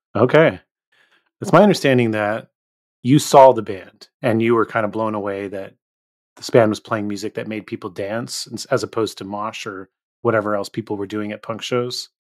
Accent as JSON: {"language": "English", "region": "Northern California Bay Area", "country": "United States", "tie": "born or raised there", "said": "I grew up in the Northern California Bay Area"}